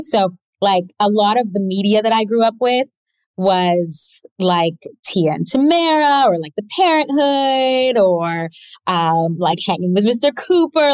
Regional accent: Toronto, Ontario, Canada; i grew up in toronto canada um my parents are both from the west indies

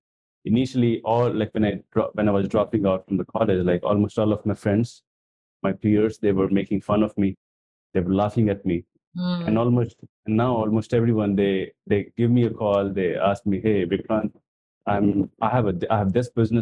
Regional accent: India; I come from India.

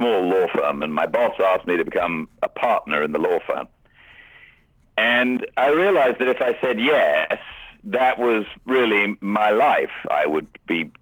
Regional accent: Cheltenham, South West England, United Kingdom; moved away; I'm English. I come from the west of England, a place called Cheltenham, which is near to Stratford-upon-Avon, near to Oxford.

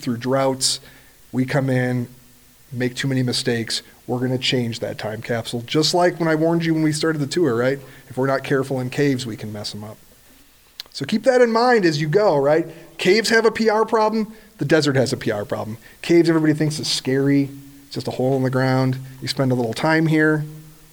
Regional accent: Midwest, United States; I grew up in the Midwest.

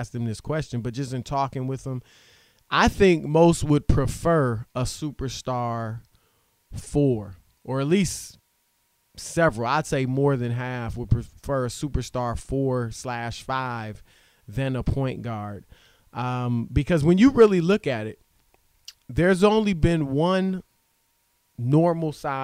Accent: Baton Rouge, Louisiana, United States; moved away; I was born in Baton Rouge, and my parents went to Xavier University here in New Orleans.

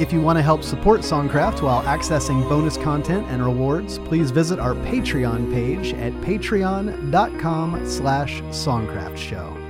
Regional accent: Nashville, Tennessee, United States; Paul and I were both born and raised in Nashville

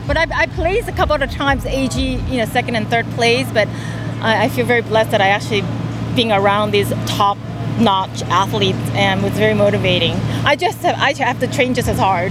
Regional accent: Honolulu, Hawaii, United States; I'm from Honolulu, Hawaii.

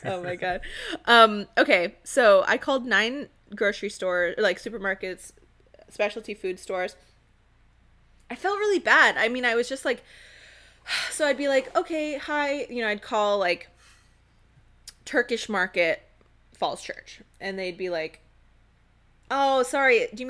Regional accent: Cairo, Cairo Governorate, Egypt; So growing up in Cairo and like traveling and living there various times in my life, like we'd come home with bags of za'atar

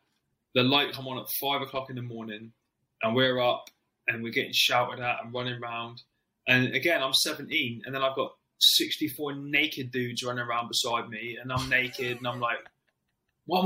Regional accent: Plymouth, South West England, United Kingdom; I'm from Plymouth. I'd never been anywhere on my own outside of Plymouth without my parents and me

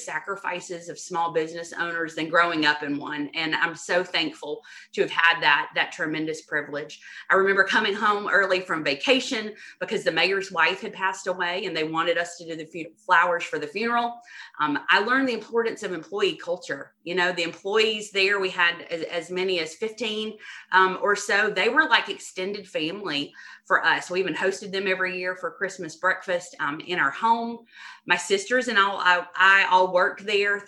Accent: Dublin, Georgia, United States; growing up, my family owned and operated a flower and wedding shop in my hometown of Dublin, Georgia

